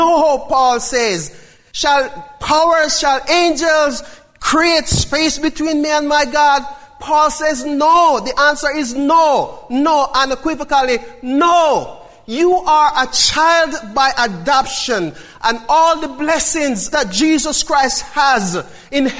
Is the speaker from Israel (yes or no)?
no; Jamaica; I'm still a Jamaican